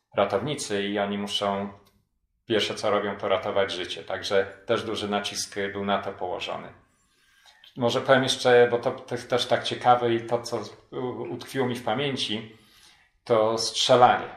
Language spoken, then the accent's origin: Polish; Poland; now in Anchorage, United States; mimo że byłem imigrantem, mimo że angielski to mój drugi język